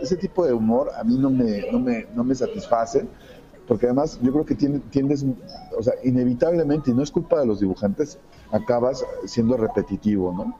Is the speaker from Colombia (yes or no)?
no; Mexico; soy de México